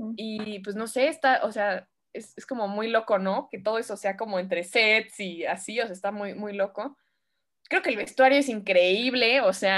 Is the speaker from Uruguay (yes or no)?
no; Mexico; yo soy mexicana